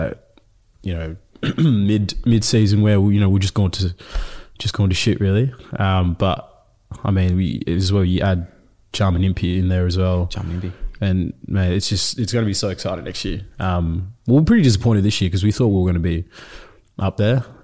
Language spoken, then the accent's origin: English; Ethiopia; born there; So, um, so I was born in Ethiopia in the refugee camp there.